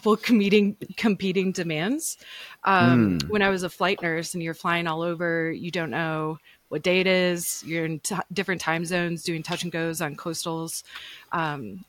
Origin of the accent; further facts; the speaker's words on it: Michigan, United States; moved away as an adult; now in Denver, United States; we grew up in Michigan